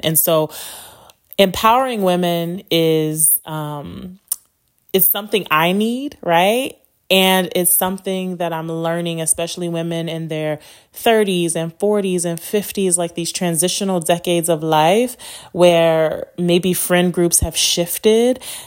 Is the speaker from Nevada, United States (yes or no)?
yes; Las Vegas, Nevada, United States; also born or lived in Chicago, Illinois; My family moved to Las Vegas when I was eight. And so, um, I've been here since